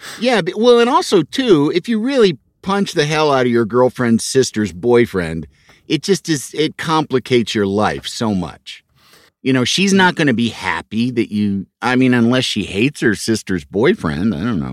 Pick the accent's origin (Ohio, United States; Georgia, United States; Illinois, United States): Illinois, United States; Chicago; moved away; I grew up in Chicago